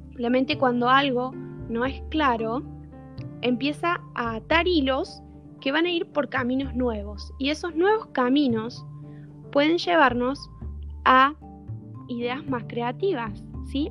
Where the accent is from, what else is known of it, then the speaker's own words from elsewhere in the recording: Córdoba, Argentina; yo soy de Córdoba, de Argentina, justamente el centro del país, eh, y vivo en Capital.